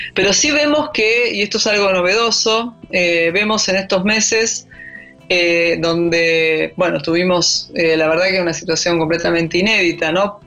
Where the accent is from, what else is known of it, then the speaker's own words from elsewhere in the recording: Argentina; como soy antropóloga y, argentina